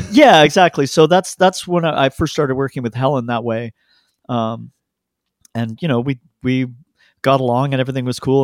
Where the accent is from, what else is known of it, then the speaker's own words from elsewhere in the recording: Canada; I'm Canadian